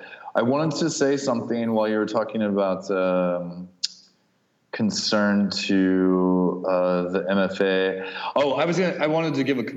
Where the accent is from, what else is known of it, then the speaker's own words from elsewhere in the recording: Kansas, United States; moved away; I learned something really quickly when I moved from Kansas to San Francisco, is that everyone in San Francisco who hated LA was actually from LA.